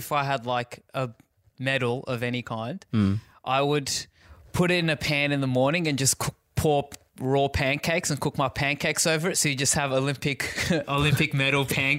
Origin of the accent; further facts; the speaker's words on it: Perth, Western Australia, Australia; I grew up in Perth.